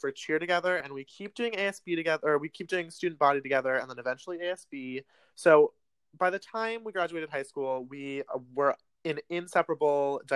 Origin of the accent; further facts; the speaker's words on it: Seattle, Washington, United States; moved away as an adult; now in San Diego, United States; we're both from Seattle, Washington